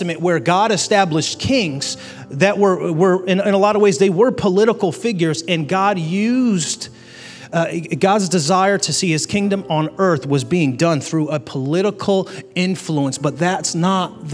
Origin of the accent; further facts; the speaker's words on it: United States; I am grateful to be an American citizen